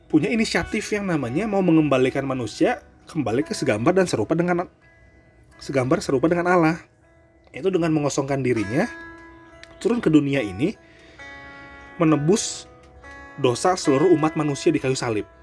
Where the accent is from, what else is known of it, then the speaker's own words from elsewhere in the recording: North Sumatra, Indonesia; lebih tepatnya suku gua loh gua kan Batak ya